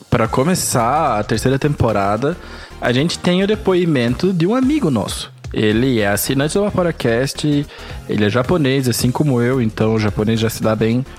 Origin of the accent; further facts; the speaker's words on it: Brazil; Eu sou brasileiro